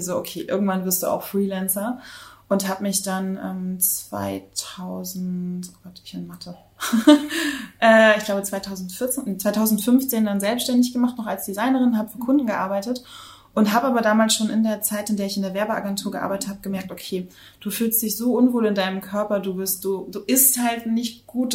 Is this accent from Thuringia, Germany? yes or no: no; Rostock, Mecklenburg-Vorpommern, Germany; moved away as an adult; also born or lived in New Zealand / Hamburg / Berlin; Ich komme äh, gebürtig aus Rostock an der Ostsee und ich bin auch absolutes äh, Ostseekind.